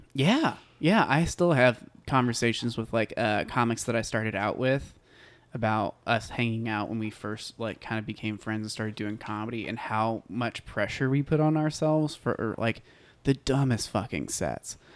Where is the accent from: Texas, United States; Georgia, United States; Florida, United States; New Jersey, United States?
Texas, United States; Bonham; I grew up in a tiny town called Bonham, Texas.